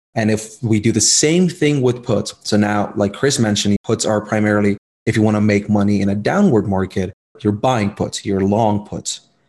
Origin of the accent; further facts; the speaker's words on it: India; moved away as an adult; now in United States; I was born in India. I came to the US back in 2015